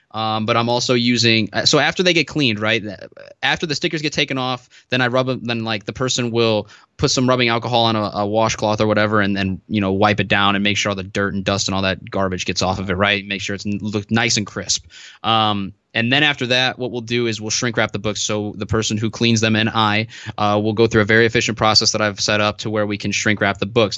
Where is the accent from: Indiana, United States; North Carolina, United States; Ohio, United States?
Indiana, United States; Northwest; I'm from Northwest Indiana. So I'm, like, forty-five minutes away from Chicago